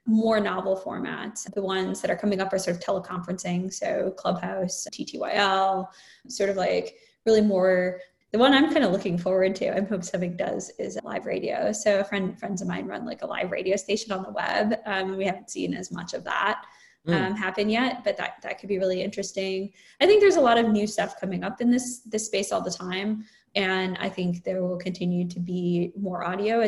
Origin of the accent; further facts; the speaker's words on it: Minnesota, United States; I'm from Minnesota